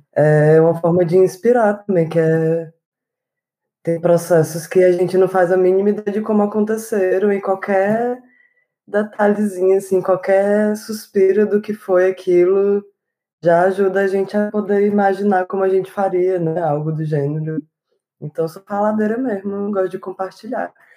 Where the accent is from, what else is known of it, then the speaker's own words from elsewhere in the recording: Morada Nova, Ceará, Brazil; also born or lived in Fortaleza; minha infância, morei no interior do Ceará, uhum. numa cidade chamada Morada Nova